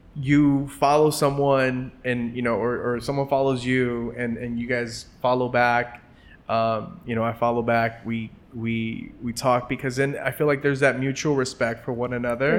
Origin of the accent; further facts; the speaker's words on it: Los Angeles, California, United States; growing up in Los Angeles in a traditional Mexican household